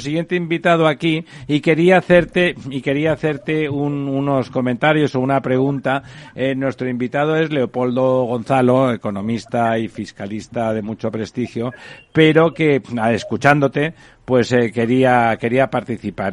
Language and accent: Spanish; Catalonia, Spain; yo que soy catalán